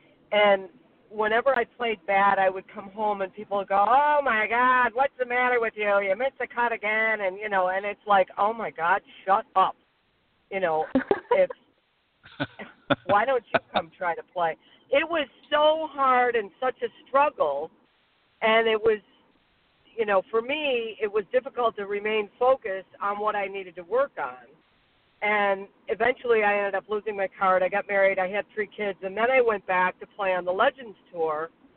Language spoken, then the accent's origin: English; Silver Creek, United States; from Silver Creek